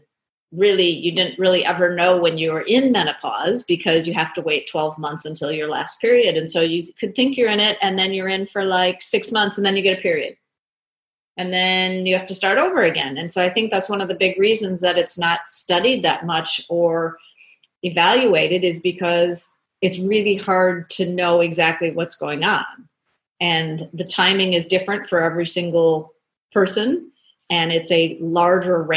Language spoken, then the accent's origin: English; Minnesota, United States; moved away as an adult; also born or lived in Boston / Chicago / Florida; now in Australia; I grew up in the States. I grew up in Minnesota.